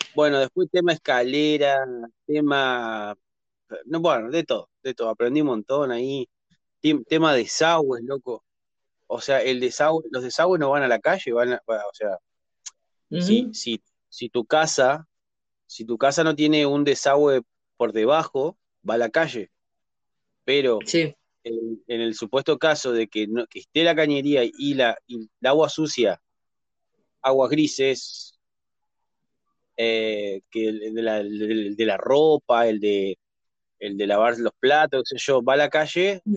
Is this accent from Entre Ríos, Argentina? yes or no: yes; Entre Ríos, Argentina; de Argentina soy